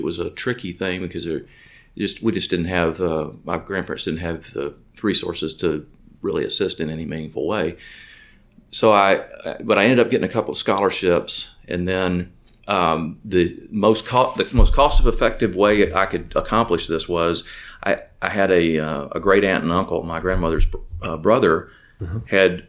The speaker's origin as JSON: {"language": "English", "town": "McComb", "region": "Mississippi", "country": "United States", "tie": "born there", "said": "so I was born in Macomb, Mississippi, but I don't know anything about, I've never been back to Macomb, Mississippi."}